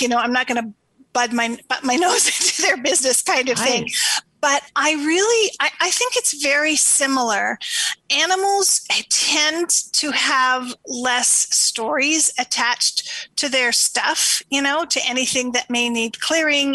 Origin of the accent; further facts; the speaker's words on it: Canada; moved away as an adult; also born or lived in Toronto; now in Sedona, United States; I'm Canadian